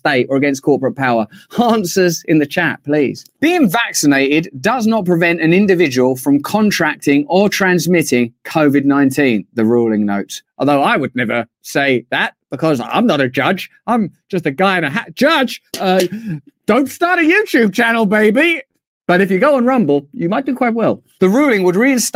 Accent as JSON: {"language": "English", "region": "England", "country": "United Kingdom", "said": "as an Englishman"}